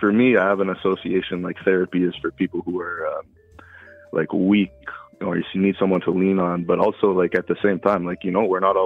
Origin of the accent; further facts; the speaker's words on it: Canada; She's Canadian. I'm Canadian